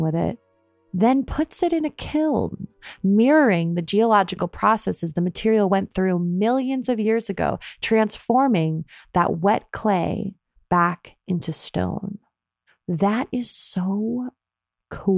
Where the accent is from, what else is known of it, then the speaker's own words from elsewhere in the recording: New York, United States; now in Oakland, United States; I'm originally from New York State